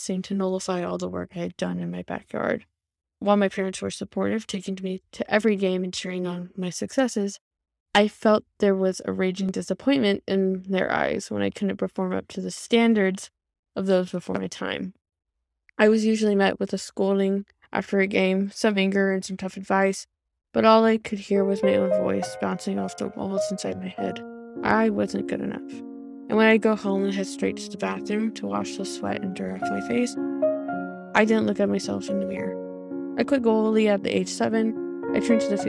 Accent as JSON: {"language": "English", "town": "Stockton", "region": "California", "country": "United States", "tie": "born or raised there", "first_language": "English", "said": "Stockton, California, my hometown"}